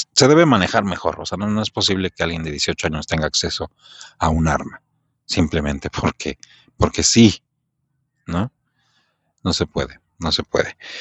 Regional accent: Mexico; soy mexicano

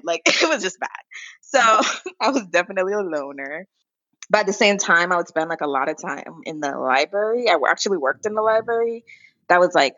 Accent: U.S. Virgin Islands; moved away; I'm from St. Thomas, Virgin Islands.

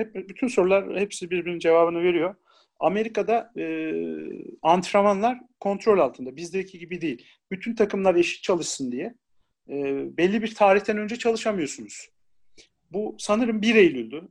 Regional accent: Ankara, Turkey; also born or lived in Isparta

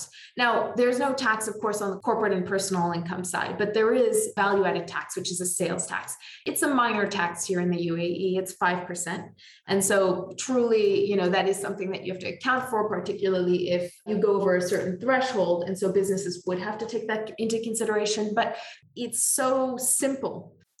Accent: Canada; now in United Arab Emirates; from being a Canadian

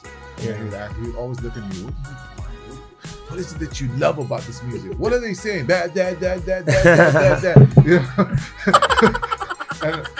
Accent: Abu Dhabi, United Arab Emirates; born there; I was born in Abu Dhabi.

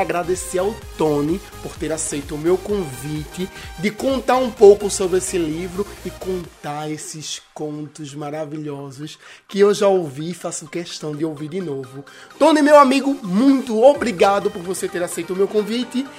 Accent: Itamaracá, Pernambuco, Brazil; lá da ilha de Itamaracá, a minha terra natal, a ilha maravilhosa

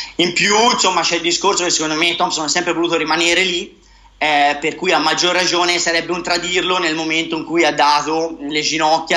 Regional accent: Siena, Tuscany, Italy; da buon senese

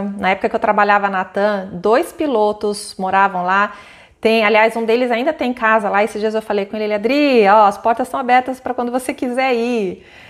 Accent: Campo Grande, Mato Grosso do Sul, Brazil; eu cresci em Campo Grande, eu fui várias vezes para Bonito.

